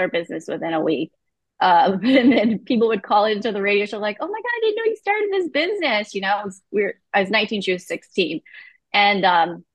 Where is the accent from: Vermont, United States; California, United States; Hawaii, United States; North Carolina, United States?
California, United States; Santa Rosa; also born or lived in Malaysia / Emeryville, California / San Pablo, California; we grew up in Emeryville for a while, eventually moved to San Pablo, California, and then Santa Rosa.